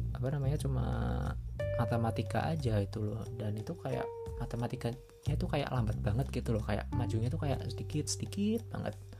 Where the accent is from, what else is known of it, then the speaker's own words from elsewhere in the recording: Malang, East Java, Indonesia; also born or lived in Purwokerto, Central Java; aku uh, dulu di Purwokerto terus pindah ke Malang